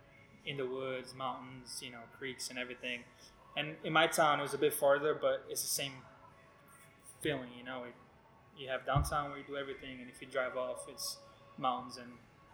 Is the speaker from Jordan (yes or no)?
no; Brazil; moved away as an adult; now in Chattanooga, United States; Well, I'm from Brazil, so back home, from all I can remember, that's the first thing I started doing.